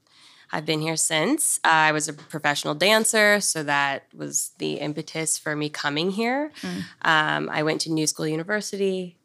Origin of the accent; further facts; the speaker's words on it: Denver, Colorado, United States; moved away as an adult; now in New York, United States; Yes, I grew up in Denver.